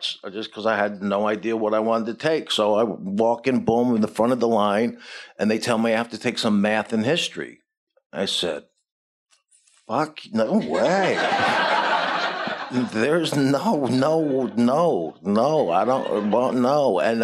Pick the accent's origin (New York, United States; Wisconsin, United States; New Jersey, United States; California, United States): New Jersey, United States; moved away; I lived 40 minutes out of Manhattan in New Jersey